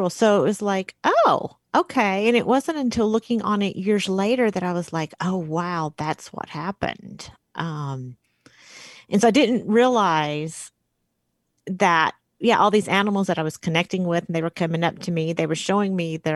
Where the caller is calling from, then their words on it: Arch Cape, Oregon, United States; I am in Arch Cape, Oregon right now